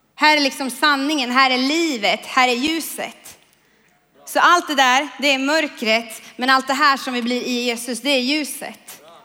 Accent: Kumla, Örebro County, Sweden; jag kommer från Kumla

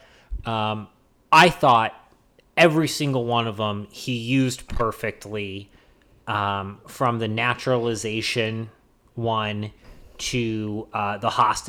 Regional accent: the South, United States; listen, I grew up in the South.

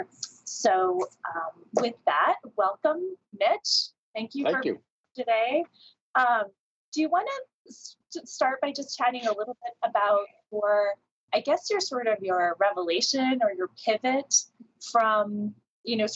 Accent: Iowa, United States; We happen to both be from the Midwest. He's from Missouri and I'm from Iowa

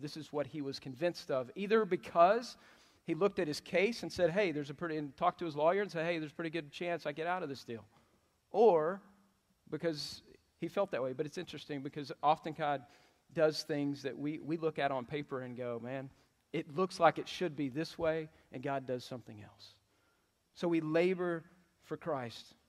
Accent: Texas, United States; But I love Texas. I, this is where I grew up

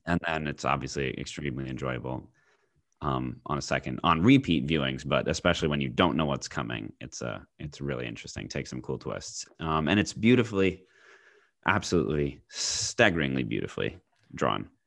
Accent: United States; as an American

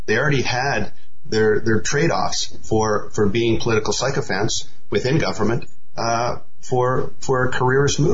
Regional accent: Canada; now in Asia; I'm a Canadian, I live in Asia

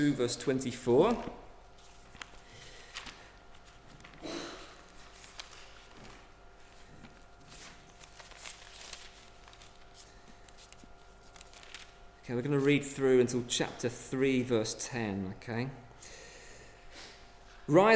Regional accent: England, United Kingdom; we come from England

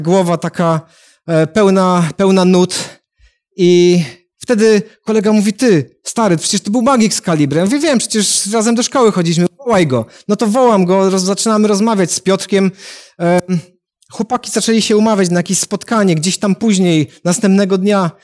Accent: Katowice, Silesian Voivodeship, Poland; jestem z Katowic

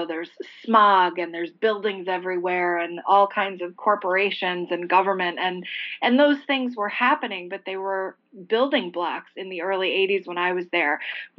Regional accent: Alexandria, Virginia, United States; also born or lived in Washington, D.C.; I was born in Washington, D.C., and we moved over the Potomac, I think when I was like 2.5. So my real formative years and my memory begins in Alexandria, Virginia, my hometown.

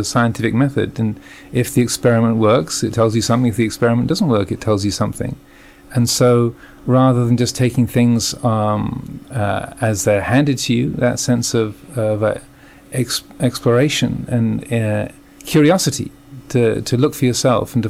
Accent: England, United Kingdom; moved away as an adult; also born or lived in United States / Thailand; I was born in England, as you can probably tell from my accent. But I've been living the last 15 years in the States

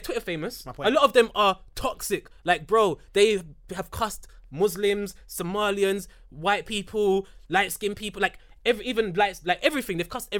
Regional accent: London, United Kingdom; We're from London, fam.

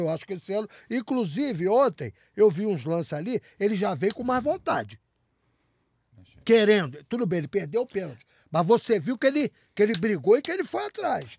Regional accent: Brazil; eu sou brasileiro

